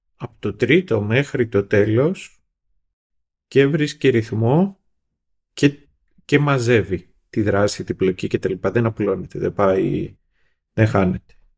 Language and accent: Greek; Greece; εμείς ως Έλληνες